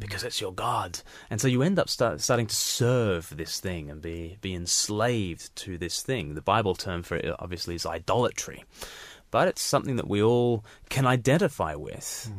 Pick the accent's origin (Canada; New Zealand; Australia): Australia; I was born, in Australia, far from the mother country.